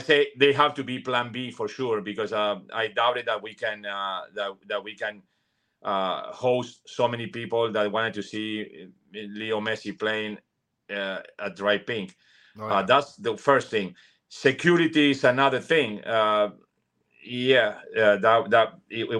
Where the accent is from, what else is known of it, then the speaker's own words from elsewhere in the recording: Argentina; English is a second language; moved away as an adult; also born or lived in New York; now in Miami, United States; when I was a teenager all the way until I was 20 in my country, in Argentina